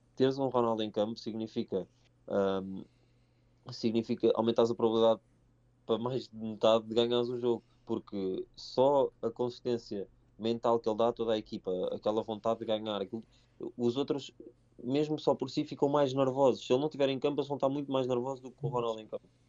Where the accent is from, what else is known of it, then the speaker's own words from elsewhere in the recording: Mafra, Lisbon, Portugal; eu e o João somos de Mafra e somos os dois do Sporting